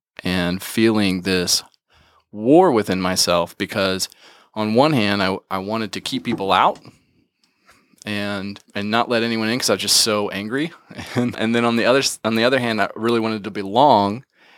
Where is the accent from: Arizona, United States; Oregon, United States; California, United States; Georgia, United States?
Georgia, United States; also born or lived in West Virginia; So needless to say, I grew up pretty isolated from the beginning and we moved a lot. So when I was 7, we moved from West Virginia to West Georgia.